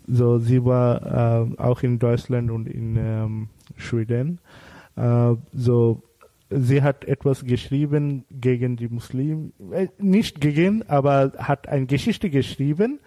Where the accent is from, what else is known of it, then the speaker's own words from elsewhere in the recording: Bangladesh; first language Bengali; German is a second language; moved away; unsere Sprache ist Bangla.